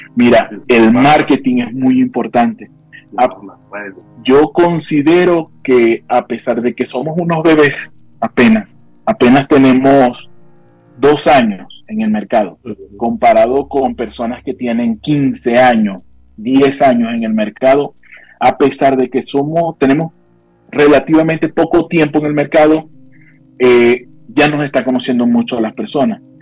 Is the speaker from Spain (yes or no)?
no; Venezuela; now in Mexico; nuestra comida venezolana